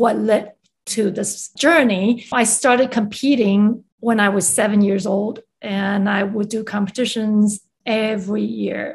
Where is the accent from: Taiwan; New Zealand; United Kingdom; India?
Taiwan; English is a second language; moved away; also born or lived in Chicago; I was born and raised in Taiwan, where music education was highly regarded.